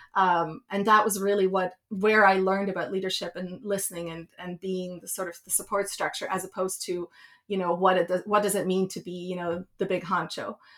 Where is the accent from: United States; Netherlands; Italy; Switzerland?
Switzerland; moved away; I grew up in Switzerland